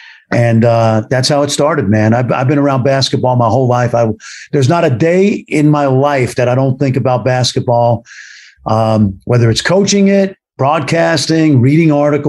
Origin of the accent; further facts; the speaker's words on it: Brooklyn, New York, United States; Growing up in Brooklyn, New York playgrounds, Kelly Park, about a block and a half from my house.